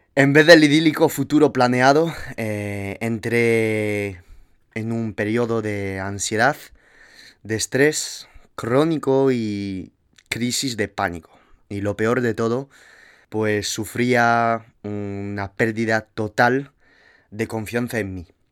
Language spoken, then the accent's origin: Spanish; Toulouse, Occitania, France; accent: French; moved away as an adult; also born or lived in Madrid, Spain; now in San Francisco, United States; tomé la decisión de irme de mi ciudad natal, Toulouse